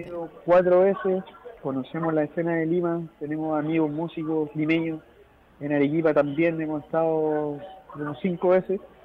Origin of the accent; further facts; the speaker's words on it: Arica, Arica y Parinacota, Chile; Arica está alejado y, no, pues también somos chilenos